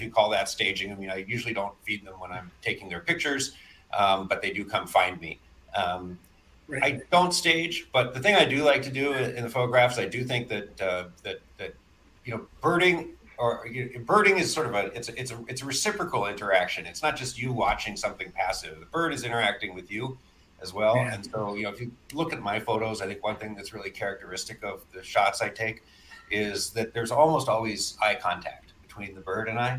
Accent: Michigan, United States; now in Seattle, United States; as a Michigander

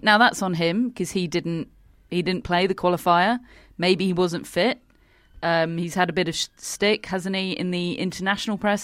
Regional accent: United Kingdom; as a British person

